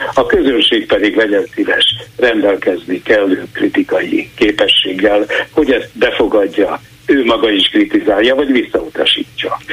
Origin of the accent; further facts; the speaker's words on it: Hungary; now in Sweden; magyarként itt élek